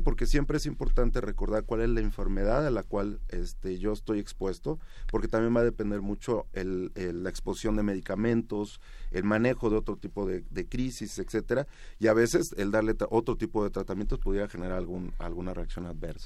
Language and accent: Spanish; Mexico; como mexicanos